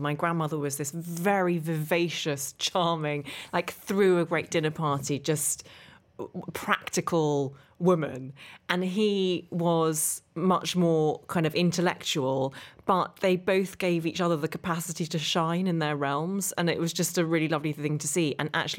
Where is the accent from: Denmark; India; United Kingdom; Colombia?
United Kingdom; Derry, Northern Ireland; You can't hear it in my accent, but I actually grew up just outside Derry.